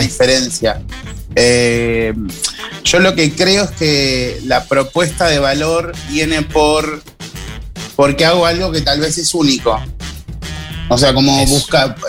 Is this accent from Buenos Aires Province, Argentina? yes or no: no; Rosario, Santa Fe, Argentina; now in Montevideo, Uruguay; yo estoy en Montevideo y, y sigo siendo rosarino